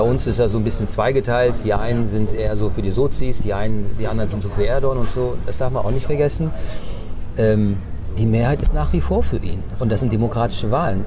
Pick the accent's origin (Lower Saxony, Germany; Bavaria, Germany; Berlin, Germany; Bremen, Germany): Bremen, Germany; first language Turkish; German is a second language; also born or lived in North Rhine-Westphalia; ich bin, ich bin Bremer. Ne? Ich bin zwar in Nordrhein-Westfalen geboren, aber ich kann mich gar nicht an NRW erinnern. Ich bin zwei Jahren gekommen. Ich bin Bremer.